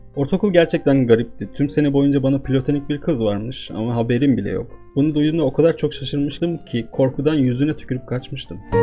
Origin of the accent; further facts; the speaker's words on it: Istanbul, Turkey; Doğup büyüdüğüm şehirde